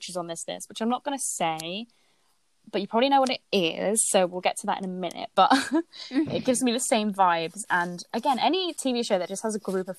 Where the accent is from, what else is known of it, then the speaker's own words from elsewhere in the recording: near Billericay, East of England, United Kingdom; I grew up near Billericay and also near Barry Island.